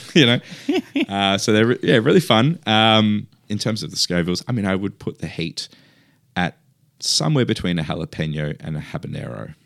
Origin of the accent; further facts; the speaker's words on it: near Padrón, Galicia, Spain; now in Australia; the northwest of S-, the Spanish Peninsula, um, where I'm from. Um, from a t, a town called Padron, which is very close to my hometown.